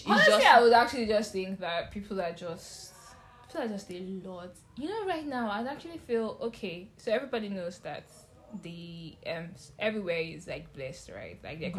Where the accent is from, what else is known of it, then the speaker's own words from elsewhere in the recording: Ondo, Nigeria; I'm from Ondo State as well.